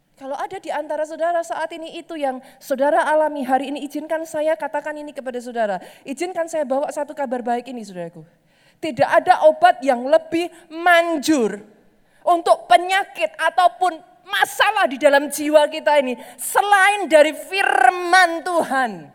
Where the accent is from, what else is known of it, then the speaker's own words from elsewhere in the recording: Java, Indonesia; Saya orang Jawa